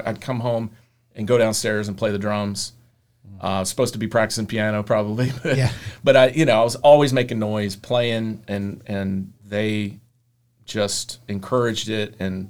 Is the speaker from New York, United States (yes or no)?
no; Roanoke, Virginia, United States; Born here, yeah. I was born in Roanoke. Lived around here most of my life.